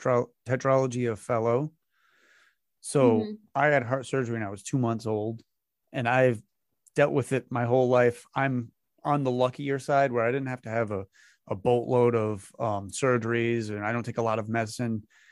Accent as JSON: {"language": "English", "region": "Massachusetts", "country": "United States", "tie": "born or raised there", "said": "I'm up in Massachusetts, so I have my own strange accent. Oh, yeah. And I, and I grew up on the border of Rhode Island."}